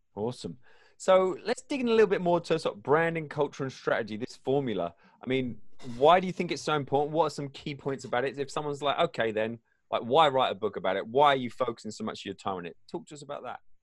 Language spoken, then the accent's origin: English; England, United Kingdom; I grew up in England